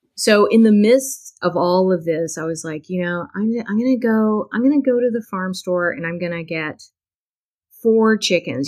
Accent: Texas, United States; I grew up in Texas

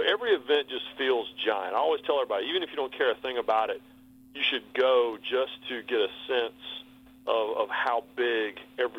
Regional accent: Rockingham, North Carolina, United States; moved away as an adult; also born or lived in Bristol, Connecticut; I was from North Carolina. And when they found out I was from Rockingham

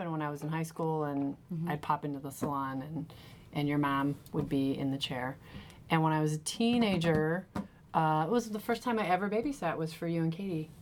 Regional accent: Moline, Illinois, United States; moved away; I'm from Moline, Illinois

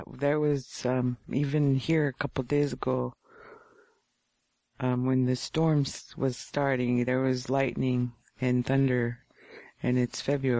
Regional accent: Gambell, Alaska, United States; now in Nome, United States; I was raised in Gamble, yes.

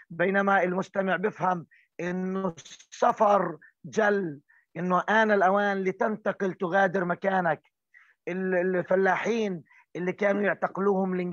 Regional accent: Palestine; من الاشياء اللي شكلت هويتنا النضاليه احنا كفلسطينيين واحده من الاشياء اللي دائما بنفاخر فيها

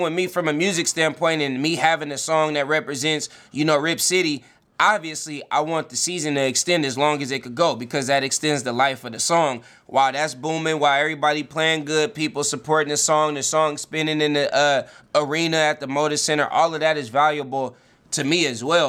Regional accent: the Bay Area, California, United States; now in Portland, United States; I'm from the Bay, and I'm living out here

